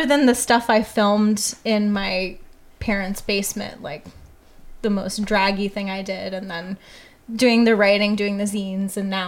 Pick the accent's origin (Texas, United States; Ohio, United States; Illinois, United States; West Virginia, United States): Ohio, United States; moved away as an adult; also born or lived in Chicago; now in Portland, United States; I grew up in Ohio.